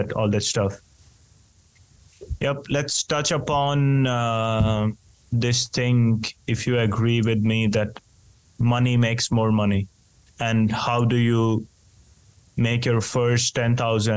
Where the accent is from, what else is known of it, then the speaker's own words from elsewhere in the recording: India; now in Finland; in a country like mine, for example, where I grew up in India